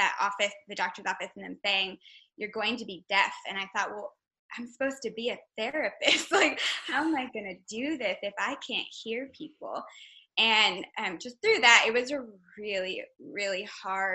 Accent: Texas, United States; I'm originally from Texas

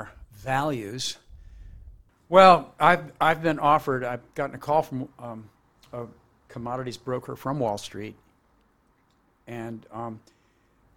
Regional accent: New Jersey, United States; We grew up together in New Jersey

